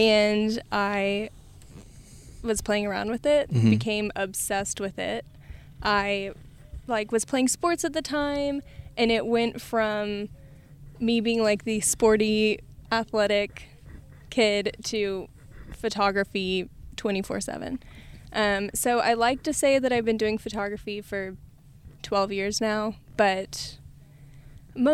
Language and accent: English; Houston, Texas, United States; I am from Houston and born and raised in Houston, but I spent most of my weekends down in Rockport.